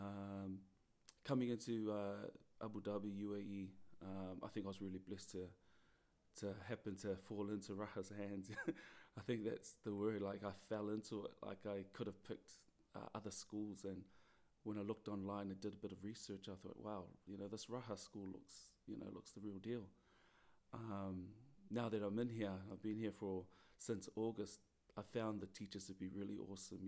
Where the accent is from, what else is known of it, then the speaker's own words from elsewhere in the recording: New Zealand; moved away; Growing up in New Zealand, I was born in New Zealand.